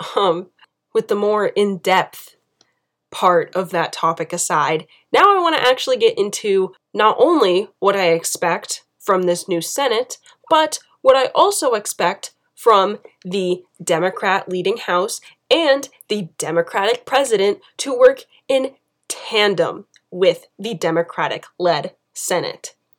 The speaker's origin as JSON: {"language": "English", "country": "United States", "said": "being an American"}